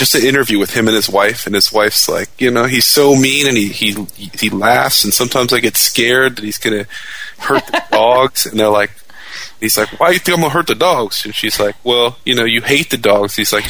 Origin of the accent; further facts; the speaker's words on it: Fullerton, California, United States; moved away; also born or lived in Anaheim, California / Cincinnati; I was born and raised in Fullerton